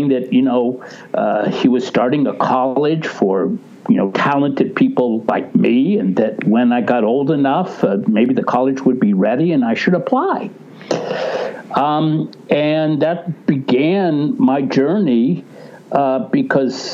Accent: Ohio, United States; moved away; I was from Ohio

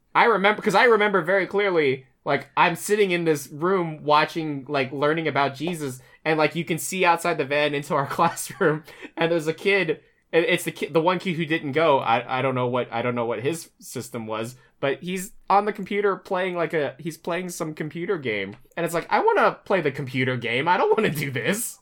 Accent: Chesapeake, Virginia, United States; also born or lived in Luray, Virginia; now in New York, United States; Chesapeake, Hampton Roads, that's where I grew up

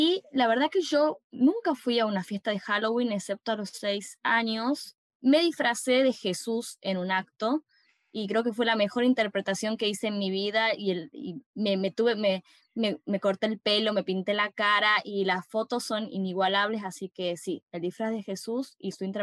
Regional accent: San Miguel de Tucumán, Tucumán, Argentina; soy de Tucumán, Argentina.

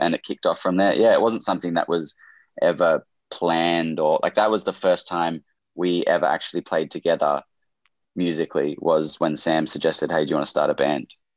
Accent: Camden, New South Wales, Australia; I was born born in Camden, which is about an hour south of Sydney in Australia

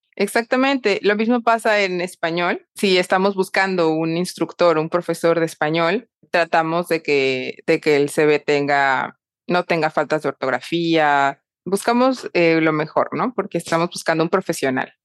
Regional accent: Mexico; also born or lived in Panama / France / Madrid, Spain; now in Panama City, Panama; soy mexicana y ahora vivo en Panamá

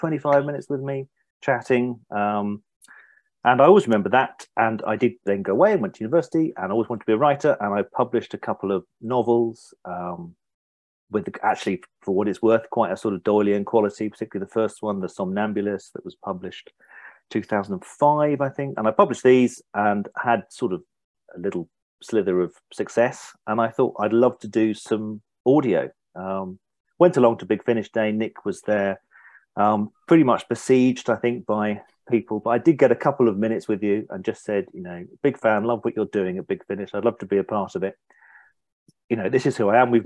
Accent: Norfolk, East of England, United Kingdom; I'm from Norfolk, which is fairly sort of a little bit isolated and windswept

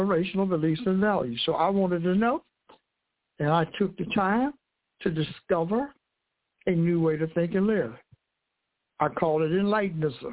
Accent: United States; I was born in the United States of America

